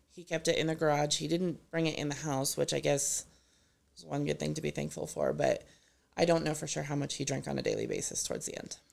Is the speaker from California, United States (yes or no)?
no; Gilcrest, Colorado, United States; I grew up in Gilchrist, so just down the street from here, really